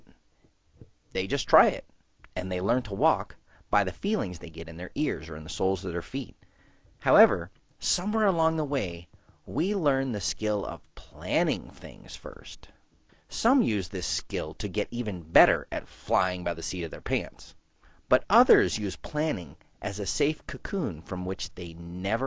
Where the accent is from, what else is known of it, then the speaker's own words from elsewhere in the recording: Southeast, United States; I grew up in the Southeast